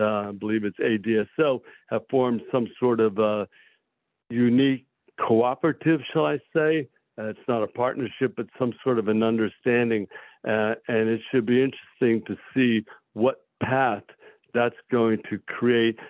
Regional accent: Millville, New Jersey, United States; Millville actually is my hometown, so I came back to practice in my hometown.

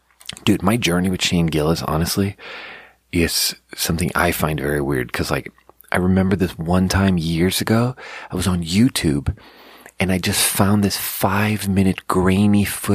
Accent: Sweden; now in United States; I'm not an American, so I just, like, just play the Swedish card and just be like, look, these are not my politics, because I'm from a different country.

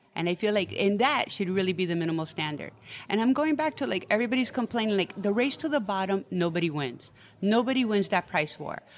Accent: New York City, New York, United States; I was born and raised in New York City. My parents came in the fifties

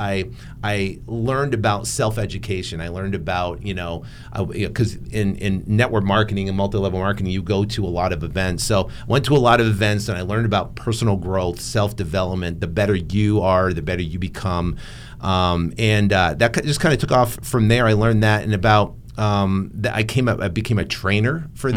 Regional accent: New England, United States; born and raised in New England.

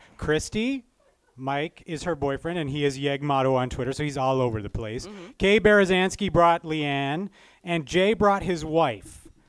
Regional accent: Alberta, Canada; in Alberta, we just forget about the G.

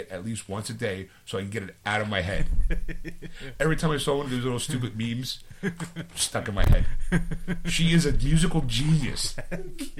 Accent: Philadelphia, Pennsylvania, United States; it is in my hometown.

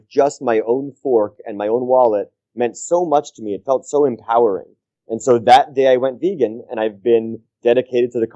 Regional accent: New York City, New York, United States; I grew up in New York City in the United States

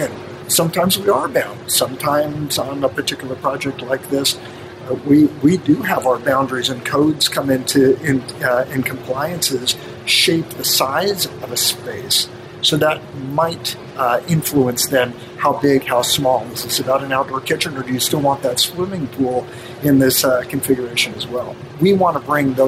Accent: Los Angeles, California, United States; I'm third generation Angelino

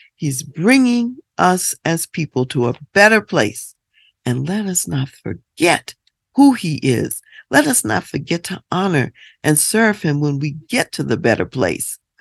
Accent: United States; as African American people

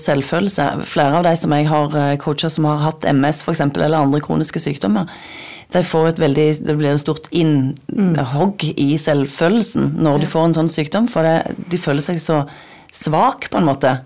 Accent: Nærbø, Rogaland, Norway; Jeg kommer fra Nærbø på Jæren

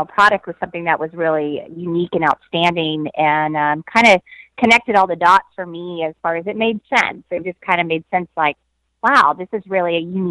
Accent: Austin, Texas, United States; I was born and raised in Austin.

